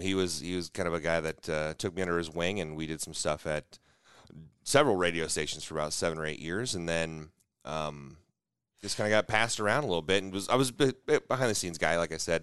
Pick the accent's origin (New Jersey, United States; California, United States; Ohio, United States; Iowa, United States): Iowa, United States; moved away; also born or lived in Nebraska; so I'm from Iowa, so I'm originally an Iowa